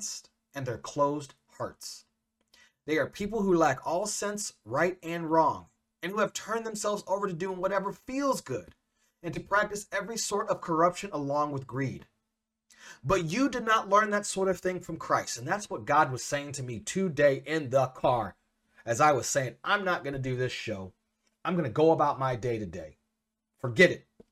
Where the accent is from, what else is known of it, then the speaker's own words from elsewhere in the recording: Central Illinois, United States; I'm a mixed kid growing up in Central Illinois.